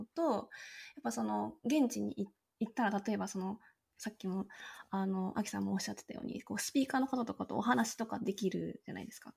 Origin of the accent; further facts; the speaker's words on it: Nagano, Japan; now in Vancouver, Canada; もともと長野県出身